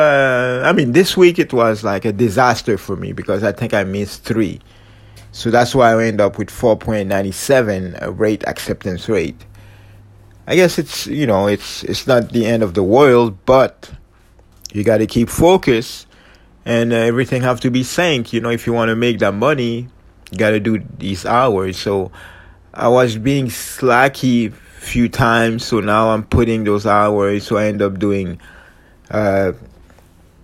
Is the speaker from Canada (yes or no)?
yes; Canada; I'm true Canadian, true Canadian